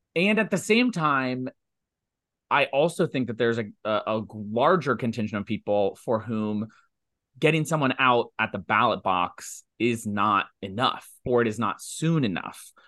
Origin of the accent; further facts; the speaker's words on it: Ohio, United States; now in New York, United States; I'm from Ohio, I live in New York, but I still engage in Ohio politics